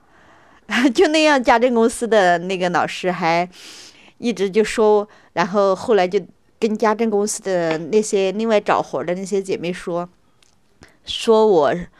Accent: Sichuan, China; moved away as an adult; now in Beijing, China; 我是来自四川省

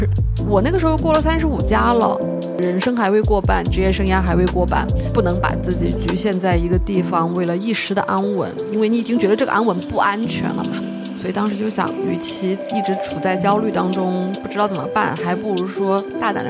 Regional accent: Chongqing, China; moved away; also born or lived in Harbin; 我是重庆人。大学在哈尔滨念的，哈工大通信工程专业毕业的。

